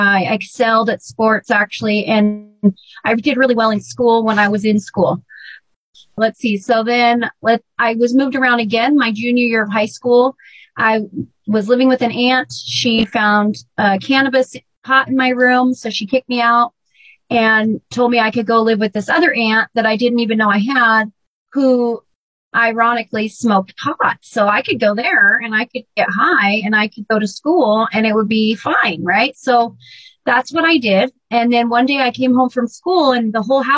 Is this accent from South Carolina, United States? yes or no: no; Burlington, Washington, United States; And I was raised in Burlington, Washington, and I was there from third grade through high school.